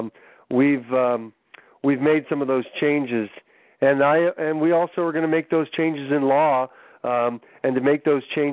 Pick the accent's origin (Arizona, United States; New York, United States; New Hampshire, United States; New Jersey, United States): New Hampshire, United States; I'm from New Hampshire